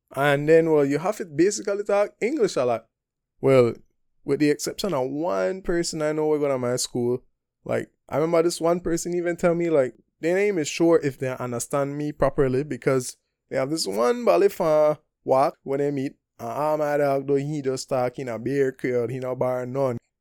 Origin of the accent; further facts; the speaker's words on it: Belize; moved away as an adult; also born or lived in Taiwan; I come from Belize. I lived up Belize, what, from nineteen ninety-seven to twenty eighteen, uh, what, twenty-one years